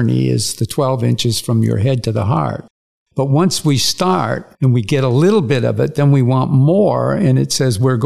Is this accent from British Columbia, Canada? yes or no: no; Windsor, Ontario, Canada; also born or lived in Toronto, Ontario, Canada; My father was a printer. By the time I was about 7 years old, he had five printing companies, and we moved to Windsor